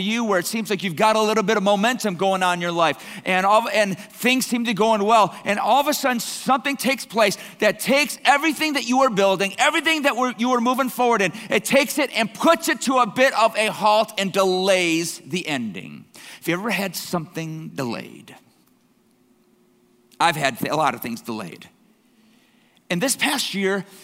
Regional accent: Canada; I'm Canadian blood here

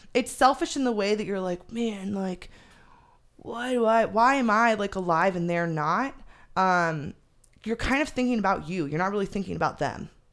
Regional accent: Phoenix, Arizona, United States; also born or lived in Chandler, Arizona; I moved from the North Valley in Phoenix down to Chandler.

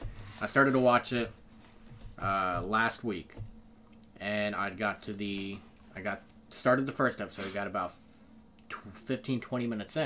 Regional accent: Midwest, United States; we're from the Midwest

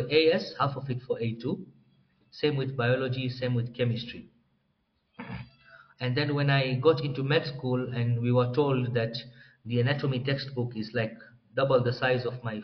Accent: Dar es Salaam, Tanzania; moved away as an adult; also born or lived in Moshi, Tanzania; now in Nairobi, Kenya; I was born and raised in Tanzania, Dar es Salaam.

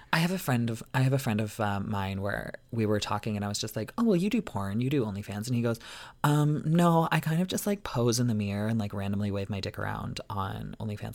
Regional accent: Canada; I'm not American

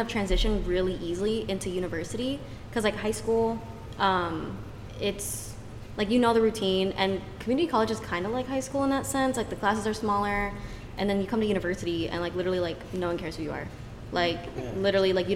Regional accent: Sacramento, California, United States; now in San Antonio, United States; my hometown is Sacramento, California

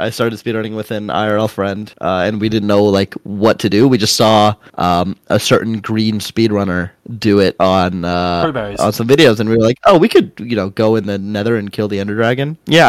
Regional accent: United States; I am an American speedrunner

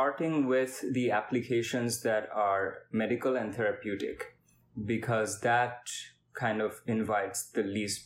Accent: India; moved away; I am from India, and I am a physics/neuroscience

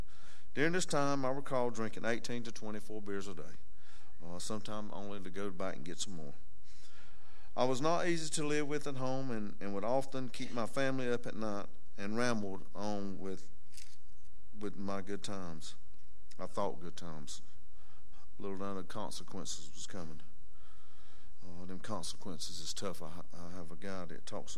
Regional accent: Duplin County, North Carolina, United States; I was born in Dupin County. Actually born in Botankus, the big town of Botankus, and then moved to Pine Forest and stayed for a good while.

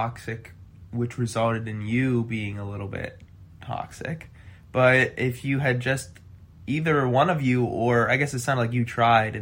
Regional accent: Midwest, United States; also born or lived in Chicago; I'm from the Midwest

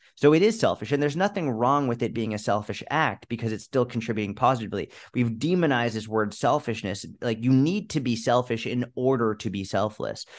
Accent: United States; as an American

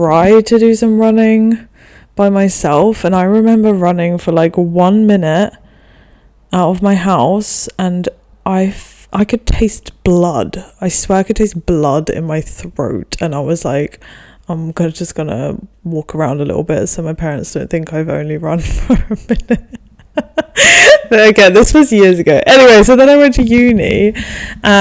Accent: Denmark; also born or lived in England; me and the 2 closest in age to me, we grew up in Denmark

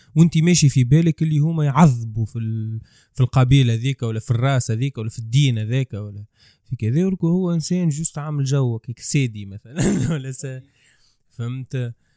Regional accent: Tunisia; انا كتونسي

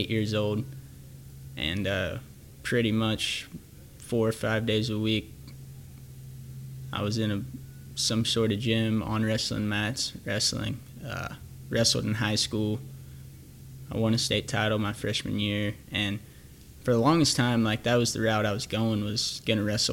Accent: Thonotosassa, Florida, United States; It's a town called Thanota, Sassa, Florida, but I just say Plant City

